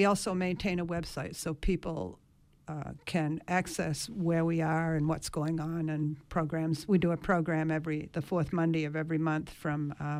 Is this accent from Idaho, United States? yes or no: no; Tremont, Maine, United States; I'm also a native of Mount Desert Island. I was born and raised in Tremont, where I now reside. I'm descended from several of the early settlers of Tremont, Swans, and Gotts Island.